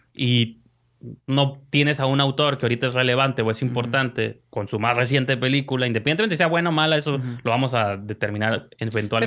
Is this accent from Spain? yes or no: no; Mexico; como mexicano